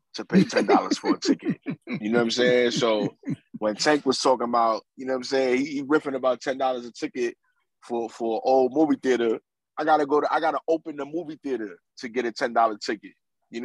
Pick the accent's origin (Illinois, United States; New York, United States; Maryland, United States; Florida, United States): New York, United States; New York City; I'm from New York City, so it's a little bit different here.